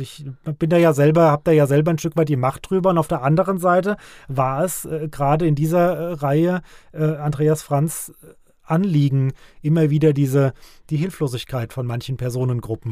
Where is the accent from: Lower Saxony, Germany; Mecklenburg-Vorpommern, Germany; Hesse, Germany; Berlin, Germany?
Hesse, Germany; Ockstadt; moved away as an adult; also born or lived in Frankfurt / Nidda; now in Vogelsberg, Germany; Es geht nach Ockstadt in meine alte Heimat, in mein, mein äh, Heimatdorf